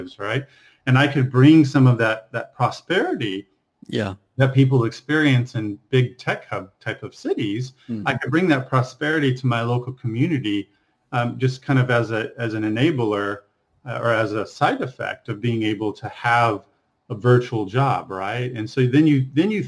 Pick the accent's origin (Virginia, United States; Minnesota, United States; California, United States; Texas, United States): Texas, United States; So I grew up in Texas, 6,000-7,000 people